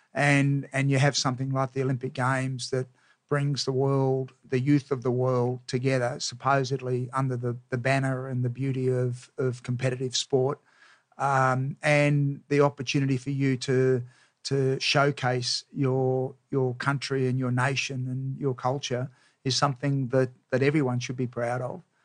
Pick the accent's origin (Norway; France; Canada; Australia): Australia; Melbourne, Victoria; I grew up in Melbourne.